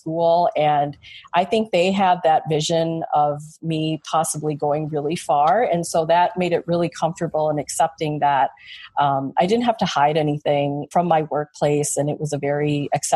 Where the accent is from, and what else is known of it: Chicago, Illinois, United States; born or raised there